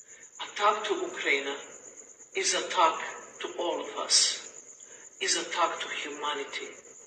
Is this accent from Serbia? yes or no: yes; Serbia; born there; English is a second language; I was born in Yugoslavia, a country which thrived on the cultures from the West and Russia from the East.